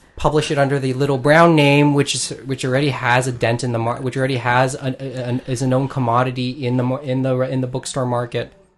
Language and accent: English; Philippines; I'm Filipino